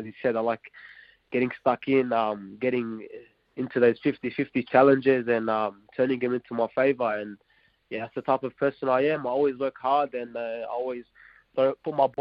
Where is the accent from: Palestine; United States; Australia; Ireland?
Australia; Campbelltown, New South Wales; moved away as an adult; now in Wellington, New Zealand; I grew up in Southwest Sydney in Campbelltown